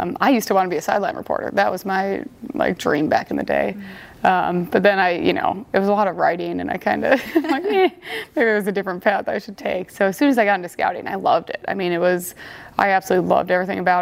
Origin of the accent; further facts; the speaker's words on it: Sheboygan, Wisconsin, United States; also born or lived in Minnesota; now in Denver, United States; growing up in Sheboygan, Wisconsin, is an hour south